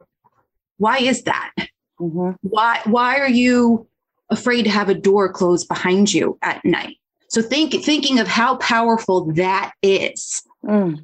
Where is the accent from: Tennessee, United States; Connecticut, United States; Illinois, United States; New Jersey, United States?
New Jersey, United States; Hunterdon County; I'm from New Jersey. The school was actually a county over from me. I grew up in Hunterdon County